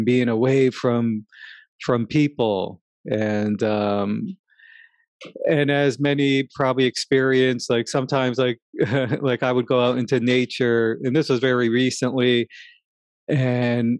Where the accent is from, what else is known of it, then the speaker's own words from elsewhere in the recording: New York, United States; living in New York, growing up in New York.